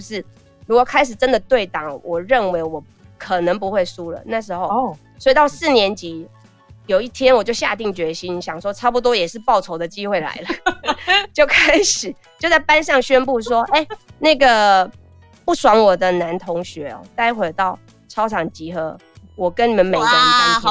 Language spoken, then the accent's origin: Chinese; Taixi, Yunlin County, Taiwan; 我是出生在所谓的黑道的故乡，就台西